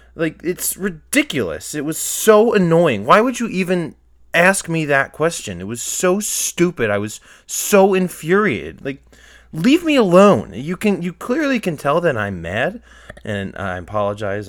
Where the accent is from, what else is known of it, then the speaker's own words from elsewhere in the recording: outside Philadelphia, Pennsylvania, United States; also born or lived in Indiana, Pennsylvania; I grew up kind of outside Philly